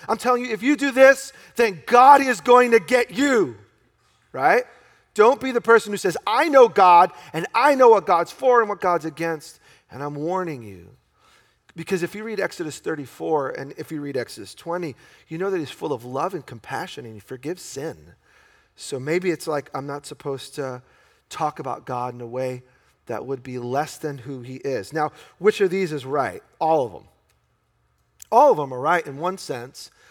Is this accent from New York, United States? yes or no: yes; New York, United States; I grew up in New York in a very Jewish community